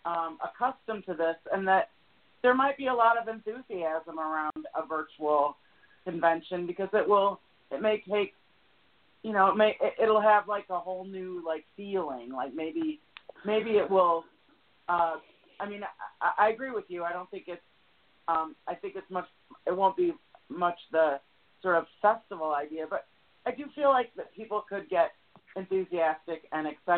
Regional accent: Michigan, United States; moved away; I'm originally from Michigan, so I can relate to the cold weather. And having grown up in a college town

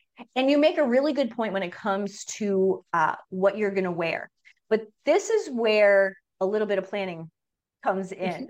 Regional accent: Long Island, New York, United States; now in Minnesota, United States; I mean, I'm from the East Coast. I'm from Long Island originally, and living in Minnesota for the past almost 21 years

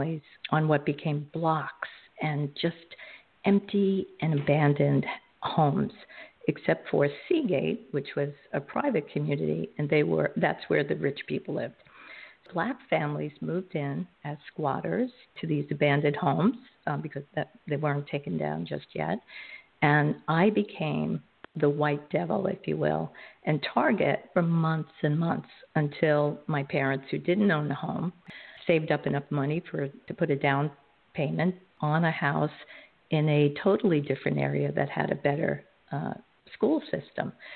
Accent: New York City, New York, United States; I grew up in Coney Island, which is in Brooklyn, New York

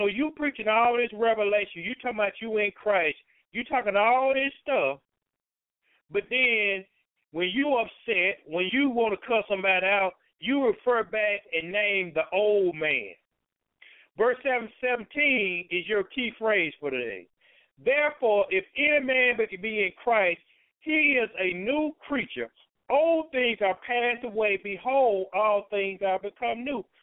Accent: Chicago, Illinois, United States; I do this. I'm from the South Side of Chicago, whatever.

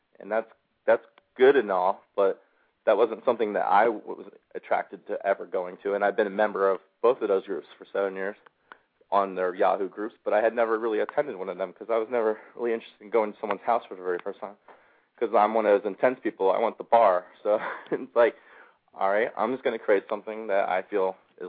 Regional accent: Levittown, Pennsylvania, United States; And Jack, I'm from Levittown. It's one of those things, if you ever get out, you never go back.

